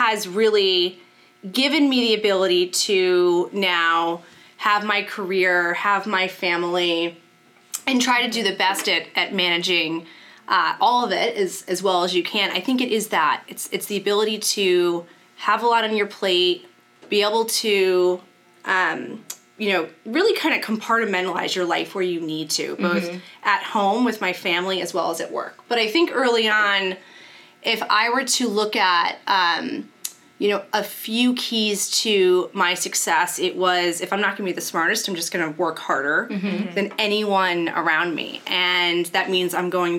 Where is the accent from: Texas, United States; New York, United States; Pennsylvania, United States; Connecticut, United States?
Connecticut, United States; Shelton; I grew up in Shelton, Connecticut